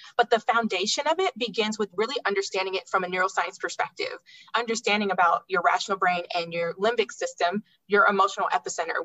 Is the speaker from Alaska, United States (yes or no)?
yes; Alaska, United States; moved away; also born or lived in Florida; I enjoyed my time growing up there